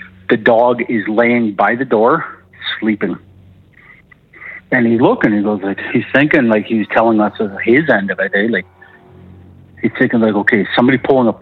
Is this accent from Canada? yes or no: yes; Alberta, Canada; calling from Alberta